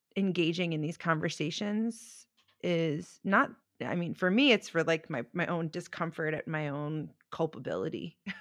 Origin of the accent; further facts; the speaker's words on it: Baltimore, Maryland, United States; I grew up in Baltimore